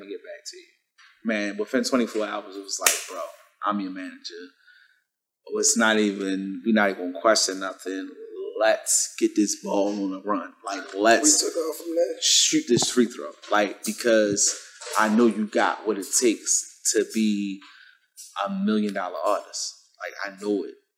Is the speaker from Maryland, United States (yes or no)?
yes; Baltimore, Maryland, United States; I'm from the West City of Baltimore, from the trenches, as we label it and call it